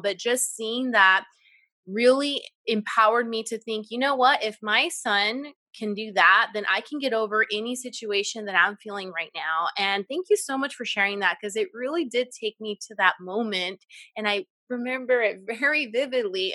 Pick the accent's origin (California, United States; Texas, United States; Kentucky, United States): California, United States; Central Valley; we are from the United States and from California, Central Valley specifically